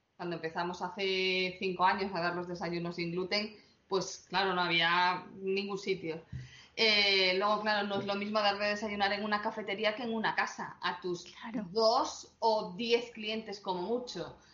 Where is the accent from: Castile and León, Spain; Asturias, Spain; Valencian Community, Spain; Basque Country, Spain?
Asturias, Spain; somos celíacos y asturianos